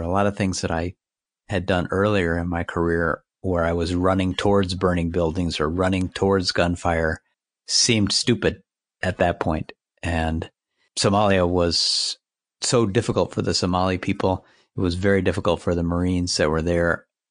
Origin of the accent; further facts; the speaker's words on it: United States; Being an American